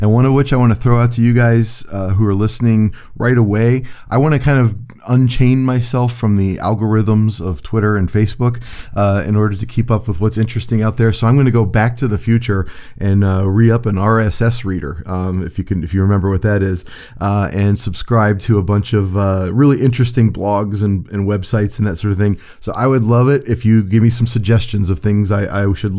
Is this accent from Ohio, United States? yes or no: yes; Cleveland, Ohio, United States; I'm from Cleveland, Ohio